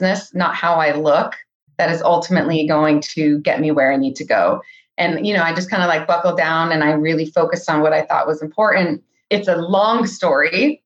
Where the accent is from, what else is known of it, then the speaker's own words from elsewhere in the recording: Silicon Valley, California, United States; I was born and raised in the Silicon Valley, which is fairly rare these days